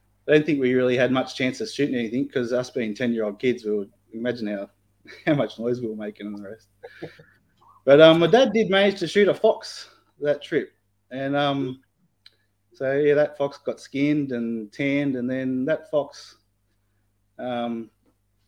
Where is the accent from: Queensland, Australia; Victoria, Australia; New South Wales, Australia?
New South Wales, Australia; Sydney; I'm from Sydney